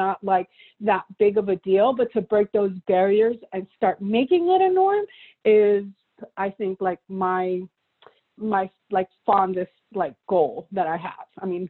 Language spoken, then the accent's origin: English; Miami, Florida, United States; also born or lived in Peru / New York; originally I was born in Peru. then I was raised in Florida, in Miami.